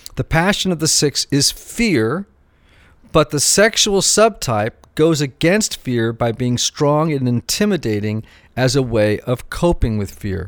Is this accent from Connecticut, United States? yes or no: yes; Greenwich, Connecticut, United States; growing up in Greenwich, Connecticut